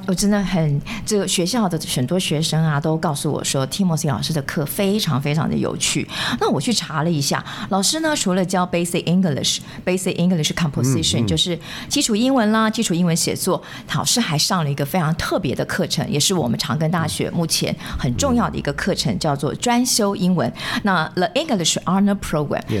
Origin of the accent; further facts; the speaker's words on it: Yonghe, New Taipei, Taiwan; 我是永和人呢，我从小在永和长大的。